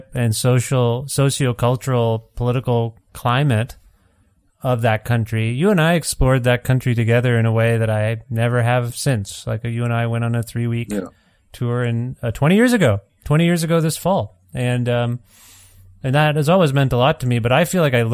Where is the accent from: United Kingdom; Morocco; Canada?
Canada; I'm Canadian